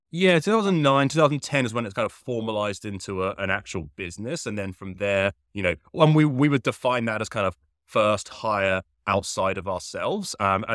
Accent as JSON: {"language": "English", "town": "Henley", "region": "South East England", "country": "United Kingdom", "tie": "born or raised there", "said": "If you cannot tell from the accent, originally I'm from the United Kingdom. I grew up near a very small town called Henley, which there's absolutely no reason you should know where Henley is. It's about 30 to 40 minutes west of London."}